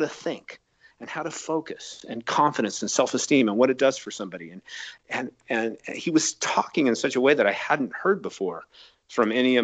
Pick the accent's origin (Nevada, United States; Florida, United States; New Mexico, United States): Nevada, United States; Reno; I grew up in Reno, Nevada, and I grew up as an athlete